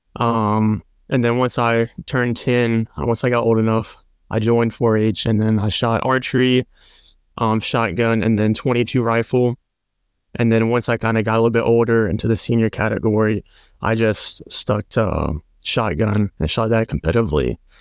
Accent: Perkinston, Mississippi, United States; I'm from Mississippi. It's near the coast in a town called Perkinston.

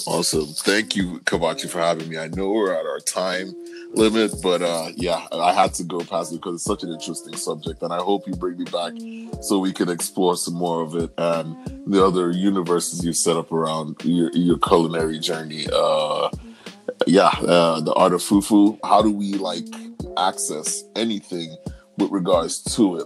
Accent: Nigeria; moved away; as a Nigerian

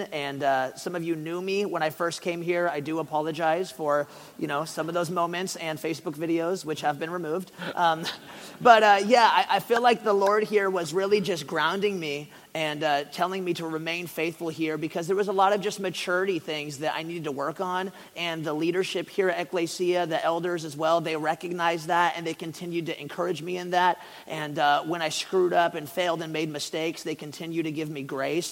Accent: Ashland, Oregon, United States; moved away; I, grew up in Southern Oregon

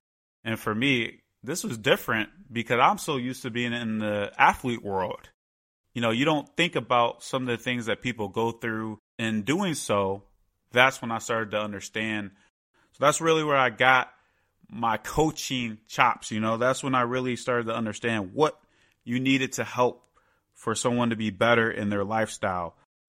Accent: Chicago, Illinois, United States; growing up in the Chicago area, I was in a great sports city for that to happen.

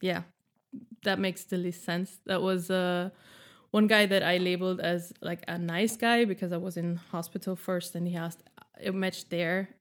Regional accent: Austria; moved away as an adult; now in Berlin, Germany; I am living in Berlin since nine years, uh, and been single here three years. In this time, and I'm from Austria

